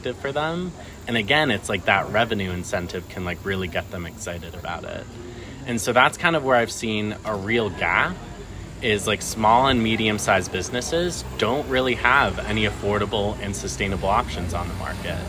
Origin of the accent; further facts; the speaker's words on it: Newtown, Connecticut, United States; moved away as an adult; also born or lived in Jerusalem / South Carolina; now in Pittsburgh, United States; I was actually born in Jerusalem and grew up in Newtown, Connecticut, and then moved to Pittsburgh for school to go to Carnegie Mellon